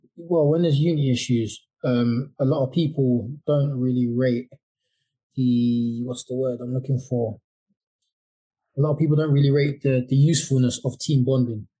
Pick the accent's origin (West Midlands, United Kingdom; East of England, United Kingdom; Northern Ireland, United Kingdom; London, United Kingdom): London, United Kingdom; moved away as an adult; now in Kent, United Kingdom; I, am living in Kent now, but I grew up in Deptford uh, for about 32 years